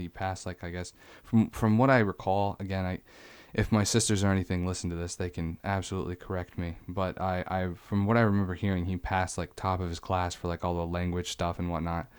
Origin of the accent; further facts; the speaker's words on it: St. Albans, Vermont, United States; born there; I was born in Vermont, so everywhere I've ever lived has always been on a border state.